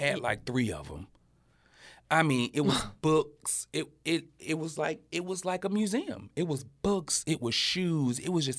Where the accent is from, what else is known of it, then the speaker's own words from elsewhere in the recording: the South, United States; I come from the South. The winter in up north is totally different.